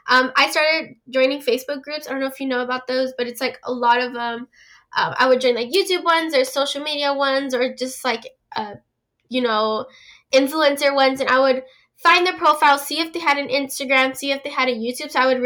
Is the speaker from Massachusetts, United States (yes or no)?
no; California, United States; I'm 17 years old. I'm from California.